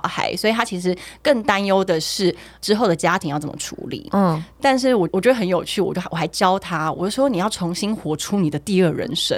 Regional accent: Taiwan; 我们台湾人

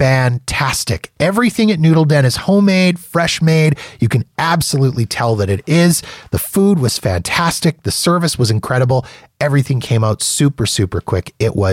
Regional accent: Canada; when you're a Canadian and you're in the US

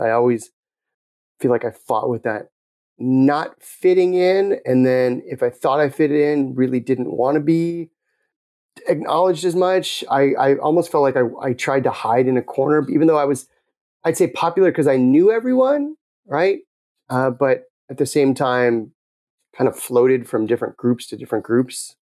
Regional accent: Los Angeles, California, United States; moved away as an adult; also born or lived in Tucson, Arizona; I grew up in the Palisades

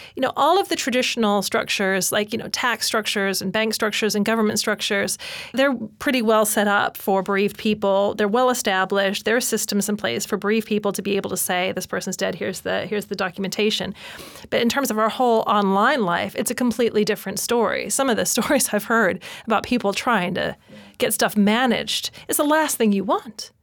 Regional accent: United States; moved away; I'm an expat. I'm from America.

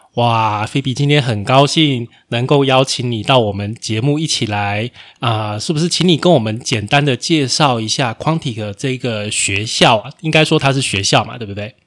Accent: Taiwan; 身为台湾人

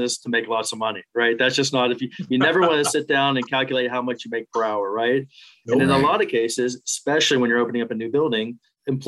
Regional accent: Pittsburgh, Pennsylvania, United States; moved away as an adult; also born or lived in West Virginia / Miami Beach, Florida; now in Austin, United States; I grew up outside of Pittsburgh, went to college in West Virginia

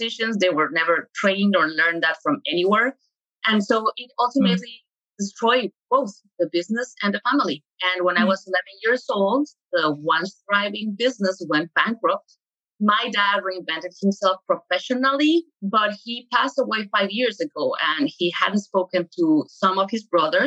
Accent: Mexico City, Mexico; moved away; I'm originally from Mexico City

